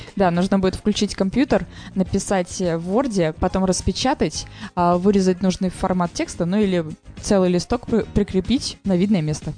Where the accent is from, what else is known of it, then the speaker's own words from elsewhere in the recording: Saint Petersburg, Russia; я питерская